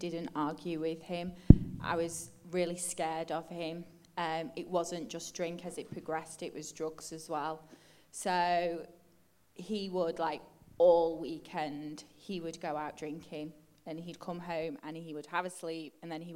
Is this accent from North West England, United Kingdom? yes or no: yes; Stretford, North West England, United Kingdom; I grew up in Stretford, which is right near Manchester United's ground